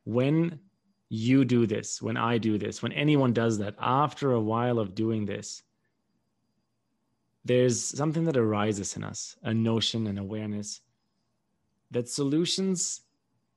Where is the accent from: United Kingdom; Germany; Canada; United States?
Germany; moved away; also born or lived in Paraguay; growing up in Germany